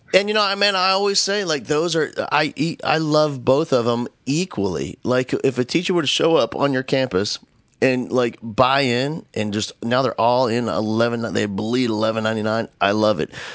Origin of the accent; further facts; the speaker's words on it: Northeast, United States; moved away; I grew up in the Northeast